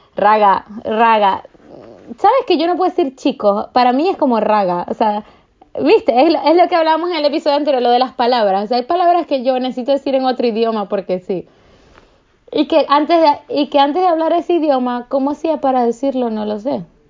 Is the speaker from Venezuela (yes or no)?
yes; Maracaibo, Zulia, Venezuela; now in Paris, France; vengo de Maracaibo, usamos la palabra mardito para todo y vergación para todo